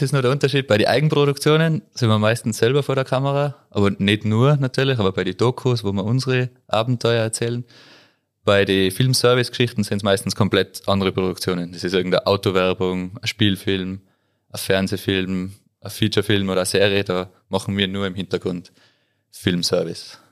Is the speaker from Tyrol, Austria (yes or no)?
yes; Tyrol, Austria; bei uns in Tirol